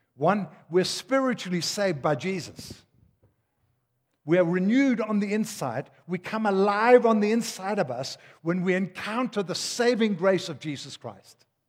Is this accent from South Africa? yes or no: yes; Durban, KwaZulu-Natal, South Africa; also born or lived in Denmark; I come from Durban